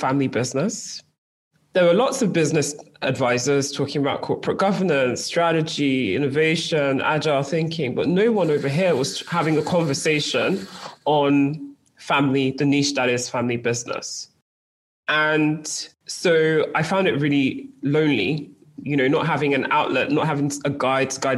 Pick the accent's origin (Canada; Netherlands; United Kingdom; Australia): United Kingdom; accent: British; moved away as an adult; now in Lagos, Nigeria; my parents decided that it was best for my brothers and I, for our life exposure, for our education, to move to the UK, hence the very strong British